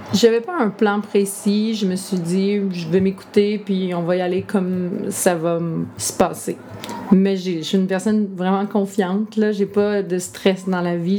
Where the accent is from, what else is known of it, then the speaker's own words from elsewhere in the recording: Lanaudière, Quebec, Canada; also born or lived in Montreal; Je suis revenue dans mon patelin.